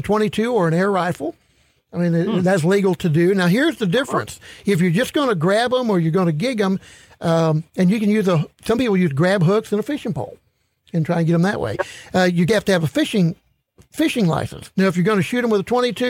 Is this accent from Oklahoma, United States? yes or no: no; St. Louis, Missouri, United States; I grew up in St. Louis